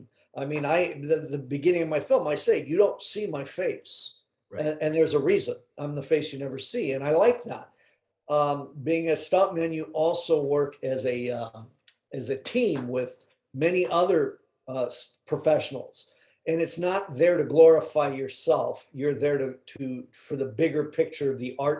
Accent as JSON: {"language": "English", "town": "Los Angeles", "region": "California", "country": "United States", "tie": "born or raised there", "said": "born and raised in Southern California, you know, Hollywood, basically"}